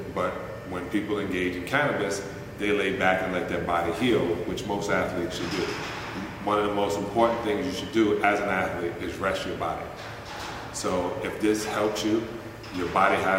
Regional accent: United States; being American and a capitalist

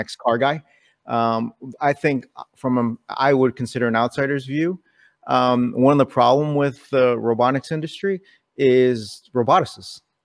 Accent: New York City, New York, United States; I was born in New York City. Someone hit my town on nine eleven.

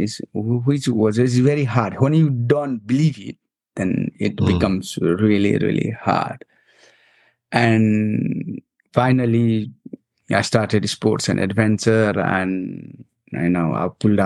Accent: Nepal; moved away as an adult; I grew up in Nepal

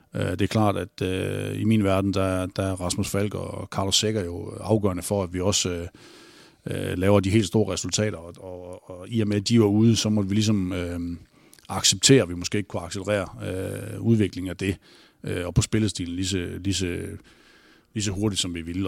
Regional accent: North Jutland, North Denmark Region, Denmark; Jeg er jo fra Nordjylland

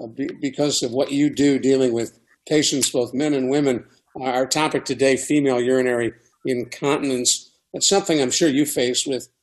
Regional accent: Shaker Heights, Ohio, United States; I grew up in Shaker Heights, and we used to get all over the community.

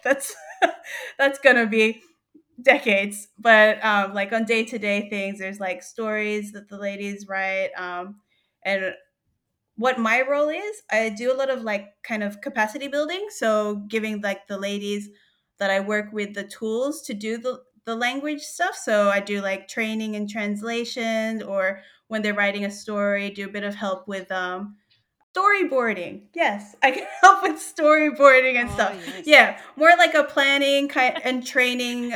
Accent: New South Wales, Australia; moved away as an adult; also born or lived in Philippines; now in Groote Eylandt, Australia; I was born in the Philippines, but I grew up in Australia

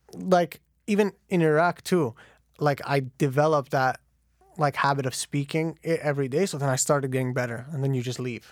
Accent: Canada; born and raised in Canada

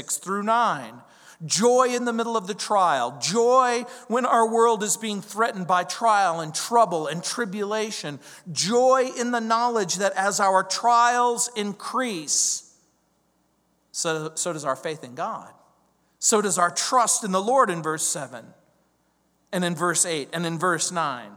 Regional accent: Mojave Desert, California, United States; I grew up in the Mojave Desert. The Mojave Desert is that stretch of desert between San Bernardino and Las Vegas, Nevada.

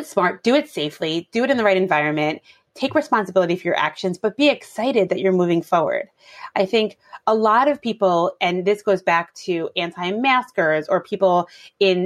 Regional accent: New York City, New York, United States; I grew up in Brooklyn

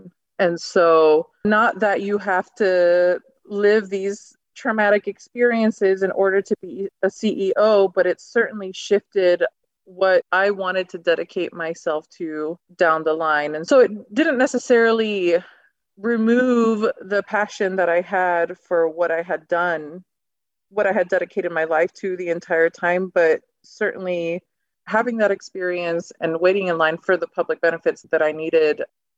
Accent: Miami, Florida, United States; born there; My family is originally from Argentina. I was born stateside in Miami and Florida, and then I went back and forth for a really, really long time.

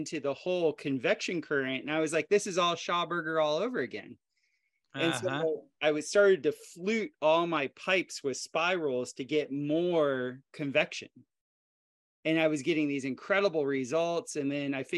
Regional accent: South Florida, United States; moved away as an adult; also born or lived in Costa Rica; I grew up in South Florida where there's lots of hurricanes and my dad was a builder

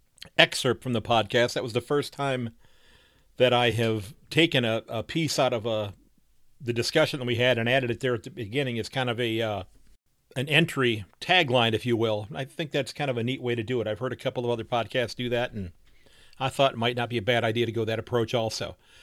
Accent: Sandusky, Ohio, United States

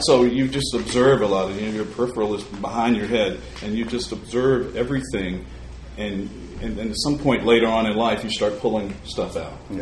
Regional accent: Salem, Virginia, United States; moved away; auditioning in Virginia, where I grew up in my hometown of, of Salem, Virginia

